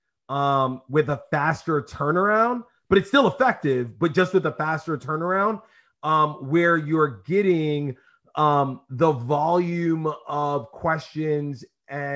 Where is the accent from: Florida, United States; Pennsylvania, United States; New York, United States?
New York, United States; New York City; I grew up in East New York